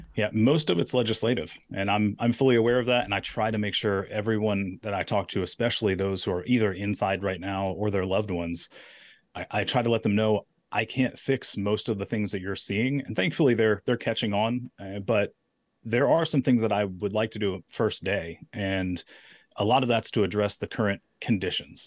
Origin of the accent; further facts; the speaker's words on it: Daphne, Alabama, United States; I'm a guy from Daphne